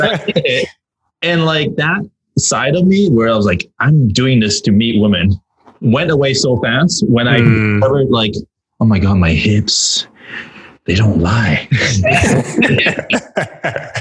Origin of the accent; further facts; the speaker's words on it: Vancouver, British Columbia, Canada; I'm Canadian. I don't know. I grew up in Vancouver.